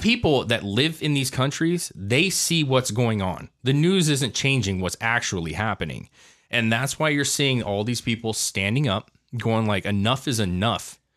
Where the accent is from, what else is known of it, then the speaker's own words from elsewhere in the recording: United States; as an American citizen